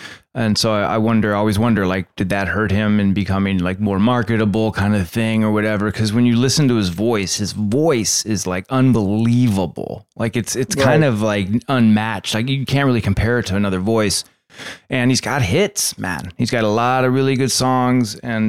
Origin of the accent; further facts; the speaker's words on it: Santa Barbara, California, United States; also born or lived in Arizona; I moved home from Arizona and I was living back in Santa Barbara